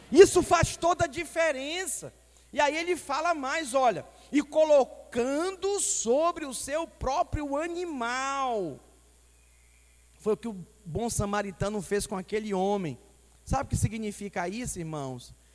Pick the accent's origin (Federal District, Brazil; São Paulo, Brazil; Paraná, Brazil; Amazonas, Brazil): Amazonas, Brazil; Manaus; now in Espírito Santo, Brazil; Estou 17 anos fora de lá de Manaus, né? É, da minha terra natal